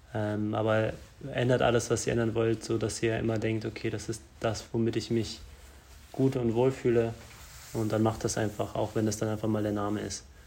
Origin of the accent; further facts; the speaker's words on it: Germany; wir sind in Deutschland geboren